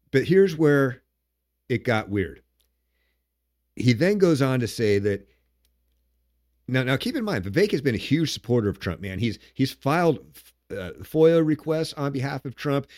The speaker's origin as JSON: {"language": "English", "region": "Washington", "country": "United States", "tie": "born or raised there", "said": "my home state of Washington"}